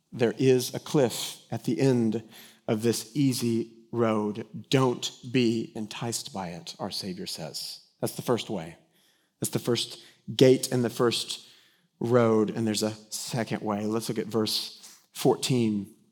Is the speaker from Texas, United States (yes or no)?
yes; Denton, Texas, United States; I grew up in Denton, Texas, that's been under construction since its inception